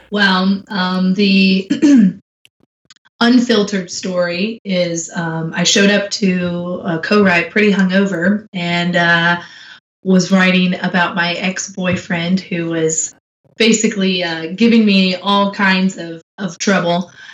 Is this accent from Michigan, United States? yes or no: yes; Michigan, United States; now in Nashville, United States; I was growing up in Michigan